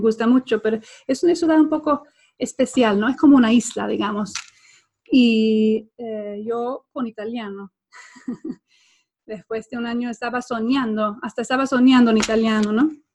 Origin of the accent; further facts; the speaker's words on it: Sweden; accent: Swedish, Latin American, Spanish mixed; Spanish is a second language; moved away; also born or lived in Spain / Guatemala; soy sueca, mi pasaporte dice que soy sueca